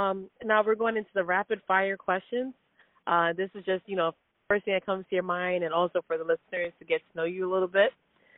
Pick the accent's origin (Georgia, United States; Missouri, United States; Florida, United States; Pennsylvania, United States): Florida, United States; South; I grew up in South Florida